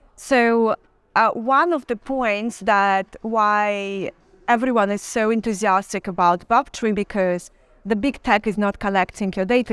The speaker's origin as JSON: {"language": "English", "country": "Belarus", "said": "I'm from Belarus"}